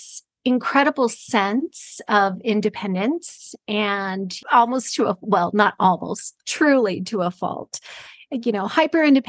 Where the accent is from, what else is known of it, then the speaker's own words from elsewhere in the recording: Los Angeles, California, United States; moved away; I'm originally from California, from Los Angeles